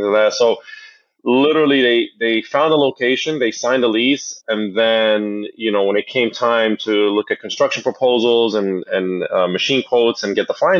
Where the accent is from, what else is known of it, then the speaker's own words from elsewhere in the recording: Jersey City, New Jersey, United States; growing up in Jersey City, going to the laundromat with my parents